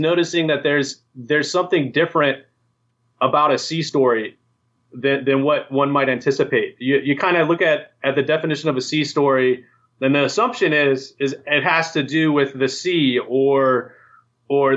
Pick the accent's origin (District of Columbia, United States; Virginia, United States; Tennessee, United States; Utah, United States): Virginia, United States; moved away as an adult; I grew up on the East Coast, actually. I grew up in Virginia. I spent 18 years of my life in the hills, in the Appalachia.